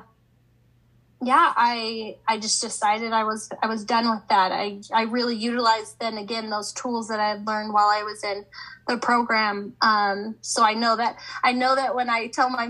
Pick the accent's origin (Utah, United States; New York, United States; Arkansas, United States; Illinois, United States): Utah, United States; Highland; I grew up in Highland, Utah